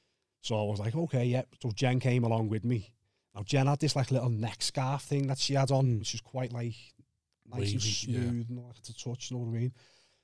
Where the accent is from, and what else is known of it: Kirkby, North West England, United Kingdom